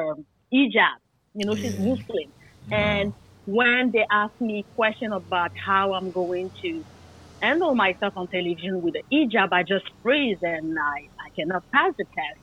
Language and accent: English; France; also born or lived in Guadeloupe; I'm from the Caribbean. I was very happy to say, where is my island, Guadeloupe? But I was born in France